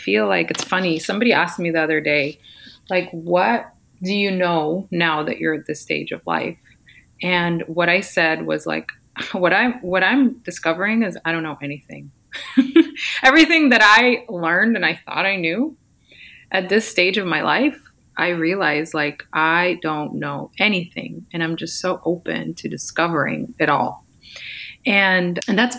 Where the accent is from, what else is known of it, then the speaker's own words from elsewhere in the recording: Ukraine; now in California, United States; I'm actually from the Ukraine.